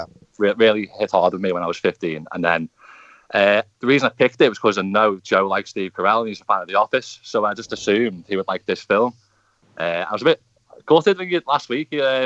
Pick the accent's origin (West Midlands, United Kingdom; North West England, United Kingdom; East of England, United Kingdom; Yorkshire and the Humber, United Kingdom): North West England, United Kingdom; the Wirral; I'm a refrigeration and air conditioning engineer, and I'm from the Wirral.